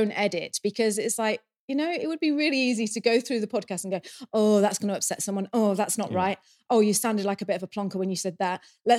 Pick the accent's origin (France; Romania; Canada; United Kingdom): United Kingdom; England; moved away as an adult; now in New Zealand; when we went back to England, I'm going to keep referring back to the UK and, you know, we're English.